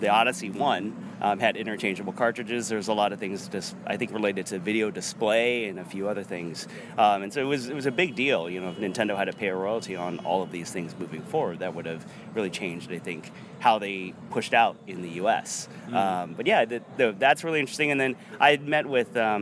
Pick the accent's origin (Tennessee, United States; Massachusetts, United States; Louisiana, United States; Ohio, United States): Ohio, United States; where I grew up in Ohio